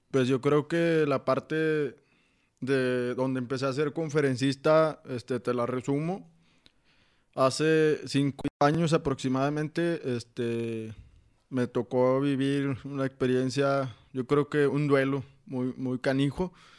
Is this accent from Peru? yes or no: no; Saltillo, Coahuila, Mexico; soy de aquí de Saltillo, Coahuila